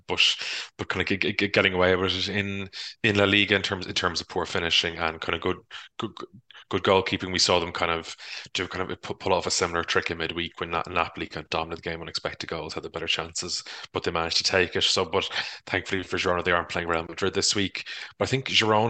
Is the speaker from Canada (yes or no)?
no; Ireland; as Irish people